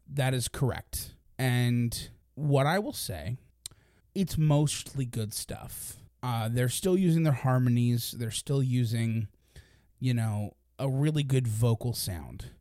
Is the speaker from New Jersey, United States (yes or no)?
no; Philadelphia, Pennsylvania, United States; we're from the Philadelphia